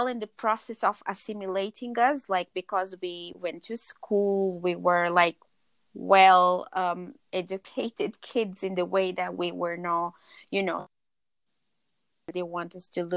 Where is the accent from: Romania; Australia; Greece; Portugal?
Portugal; now in London, United Kingdom; I was born in Portugal, and I was born in Portugal in a really critical time